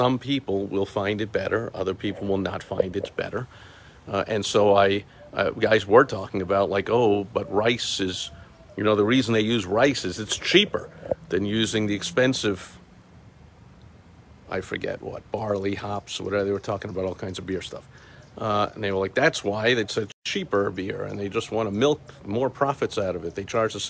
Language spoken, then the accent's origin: English; New York, United States; I'm from New York